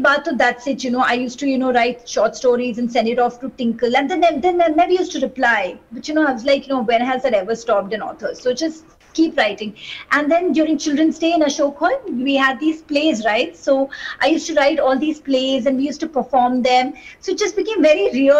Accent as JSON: {"language": "English", "town": "Kolkata", "region": "West Bengal", "country": "India", "tie": "born or raised there", "said": "I grew up in Kolkata"}